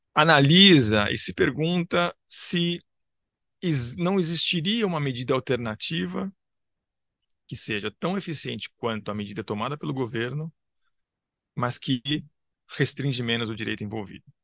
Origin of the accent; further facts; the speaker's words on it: São Paulo, Brazil; Eu nasci em São Paulo, cresci em São Paulo, dou aula em São Paulo